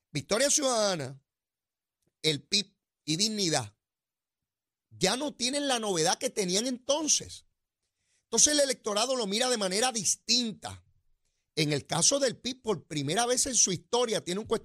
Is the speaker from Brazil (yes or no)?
no; San Juan, Puerto Rico; yo soy sanjuanero, voto en San Juan